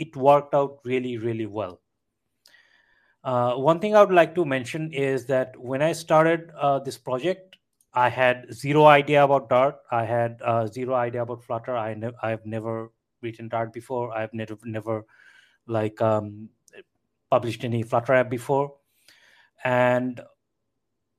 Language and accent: English; Bangladesh; I'm from Bangladesh.